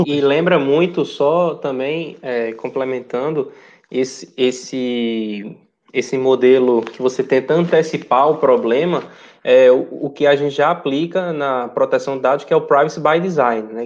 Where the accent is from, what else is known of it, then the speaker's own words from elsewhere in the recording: Recife, Pernambuco, Brazil; moved away; Eu sou de Recife